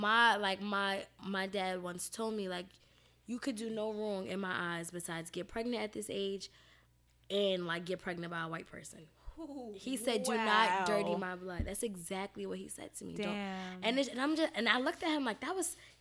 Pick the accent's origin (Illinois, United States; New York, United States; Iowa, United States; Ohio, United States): New York, United States; New York City; I grew up in the city. I grew up in Harlem.